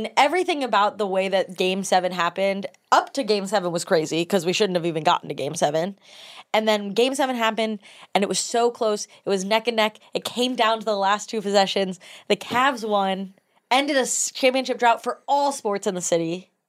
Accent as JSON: {"language": "English", "town": "Cleveland", "region": "Ohio", "country": "United States", "said": "I'm from Cleveland."}